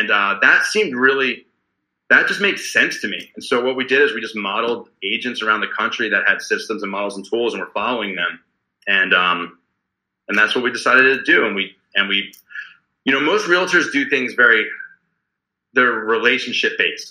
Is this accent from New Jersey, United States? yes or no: yes; Middletown, New Jersey, United States; moved away as an adult; now in Orange County, United States; I was always been from the Jersey Shore, but it was from Middletown